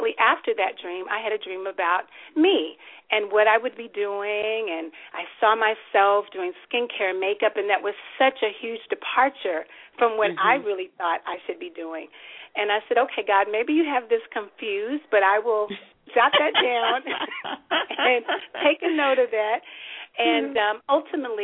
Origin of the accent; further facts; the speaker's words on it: Oklahoma, United States; moved away; I'm a native of Oklahoma